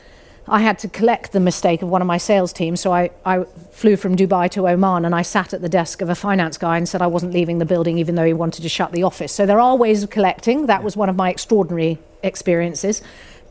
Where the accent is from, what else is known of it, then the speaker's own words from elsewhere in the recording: United Kingdom; we're British